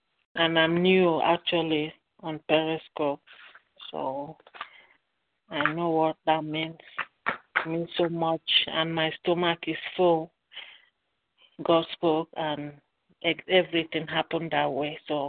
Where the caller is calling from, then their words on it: Dallas, Texas, United States; I'm calling from Dallas, Texas.